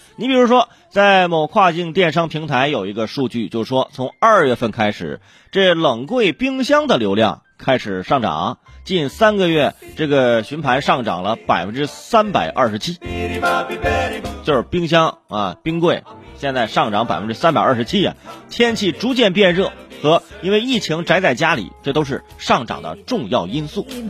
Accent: northern China, China; 中国农村，其实我小时候在农村

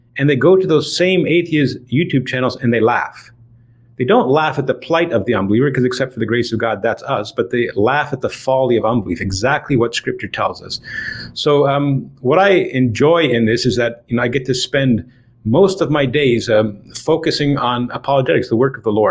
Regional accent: Toronto, Ontario, Canada; I was born and raised in Toronto, Ontario, Canada

